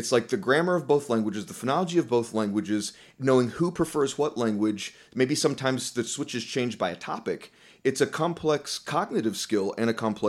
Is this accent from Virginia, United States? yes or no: no; Florida, United States; what country are you from? Well, I'm from Florida, right?